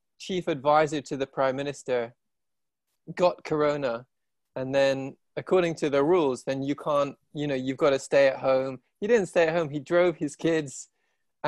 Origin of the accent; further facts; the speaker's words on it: England, United Kingdom; moved away as an adult; also born or lived in India / Asia; now in London, United Kingdom; I'm half Irish, but I grew up here